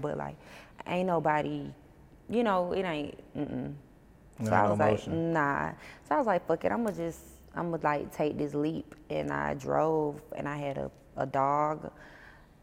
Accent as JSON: {"language": "English", "town": "Blakely", "region": "Georgia", "country": "United States", "moved": "as an adult", "lives_now": "Atlanta, United States", "said": "I'm from Blakely, Georgia, which is a small town"}